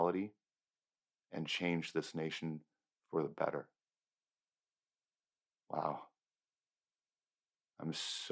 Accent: United States; I am an American

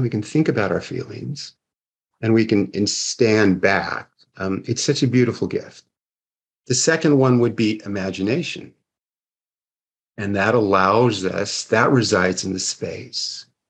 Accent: Seattle, Washington, United States; now in Arizona, United States; I grew up in Seattle, Washington

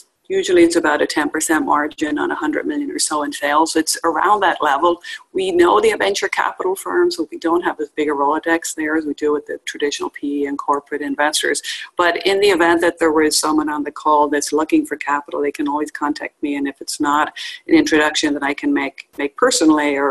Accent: Dublin, Leinster, Ireland; moved away as an adult; now in United States; I grew up in Dublin, Ireland, and moved to the U.S. in 1994

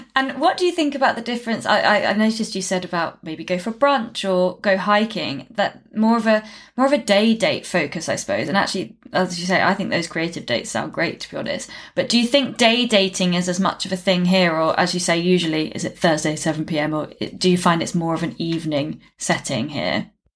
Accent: United Kingdom; as a Brit

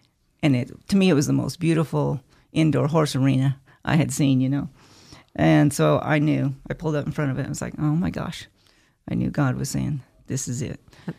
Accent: Jordan Valley, Oregon, United States; Well, actually, I was raised here in Jordan Valley. We had a ranch outside of Jordan. And most of the ranch and the house was in Idaho.

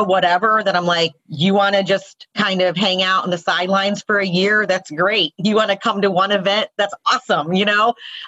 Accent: the South, United States; I'm a first generation Indian woman born and raised in the South

